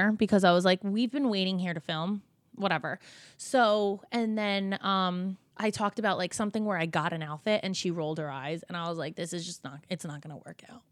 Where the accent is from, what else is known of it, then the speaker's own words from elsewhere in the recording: New Jersey, United States; we're from Jersey, we're from the same area.